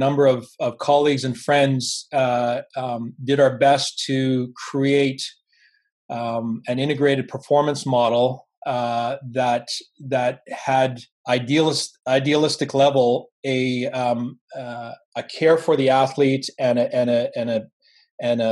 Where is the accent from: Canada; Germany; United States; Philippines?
Canada; Vancouver, British Columbia; growing up in Vancouver and being immersed in that sort of high performance environment